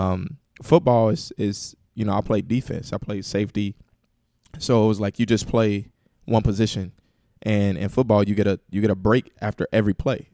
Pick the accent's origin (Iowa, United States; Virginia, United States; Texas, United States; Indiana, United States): Indiana, United States; Indianapolis; hometown, Indianapolis, man, born and raised, Uh, grew up on the west side of Indianapolis, went to Ben Davis High School